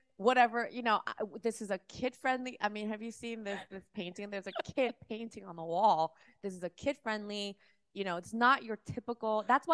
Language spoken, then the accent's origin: English; Miami, Florida, United States; also born or lived in Seoul, South Korea / New York City; I actually grew up in... I was born in Seoul, South Korea. Oh, wow. My family moved to Miami.